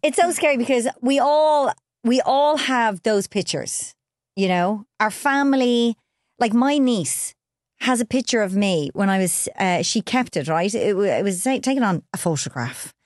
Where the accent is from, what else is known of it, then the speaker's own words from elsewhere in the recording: Ireland; we're Irish